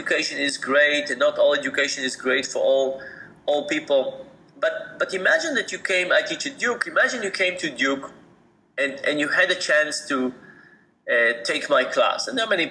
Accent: Israel; moved away as an adult; I grew up in Israel and I did my BA in Israel

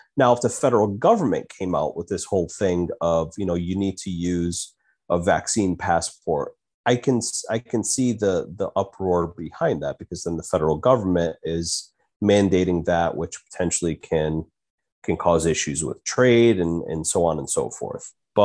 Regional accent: United States

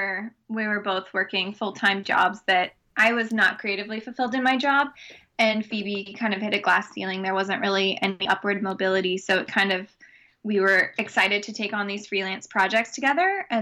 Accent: San Diego, California, United States; I'm from San Diego originally. I'm 28 years old

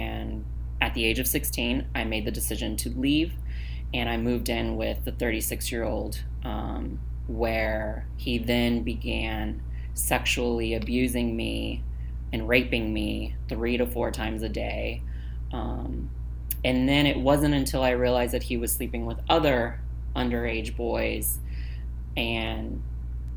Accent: Navasota, Texas, United States; I grew up in a really small conservative town called Navasota, Texas

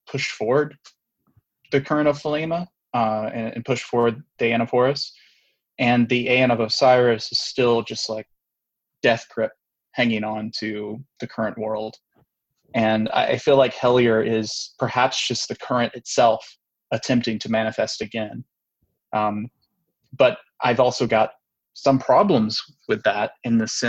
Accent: Anniston, Alabama, United States; I grew up in Anniston

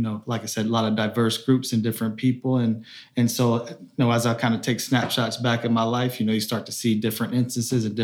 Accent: Raleigh, North Carolina, United States; I'm from Raleigh, North Carolina. And so, growing up when I was 5 years old, I grew up, you know, playing soccer

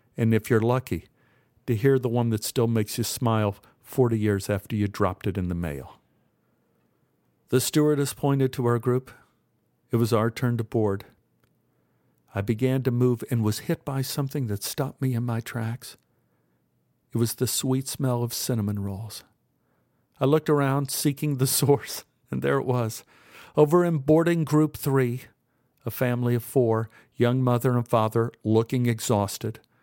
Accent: Texas, United States; We're from Texas

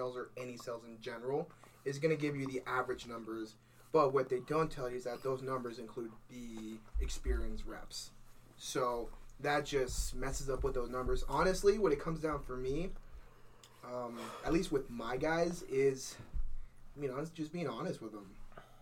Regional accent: Murrieta, California, United States; now in San Diego, United States; I am originally from Murrieta, California. That's Southern California

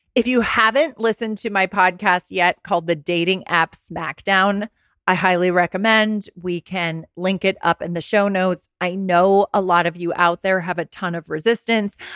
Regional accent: Rye, New York, United States; I was working in a clothing store in my hometown in Westchester County. Rags on Purchase Street, Ryan, New York

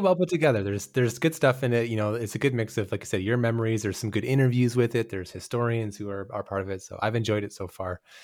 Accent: Canada; moved away; I'm, I'm Canadian

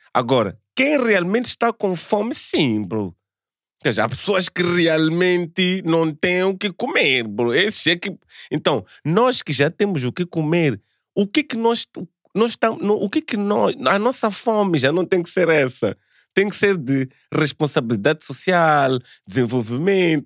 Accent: Mozambique; sou moçambicano

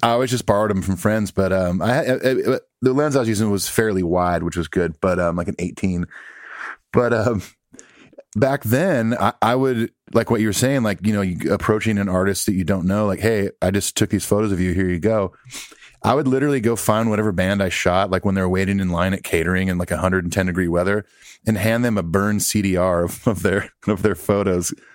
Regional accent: Southern California, United States; growing up in California

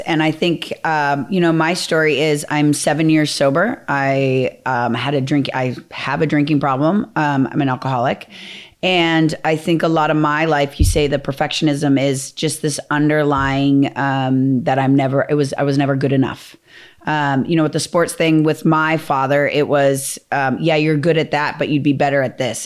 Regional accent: Minnesota, United States; I'm from Minnesota. We're, like, very Midwest values

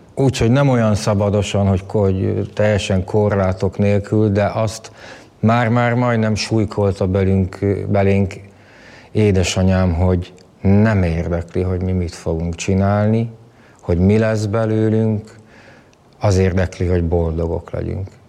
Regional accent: Budapest, Hungary; also born or lived in Lake Balaton / Tata; Budapestre születtem, de gyerekkoromnak majdnem, hogy a felét vidéken töltöttem

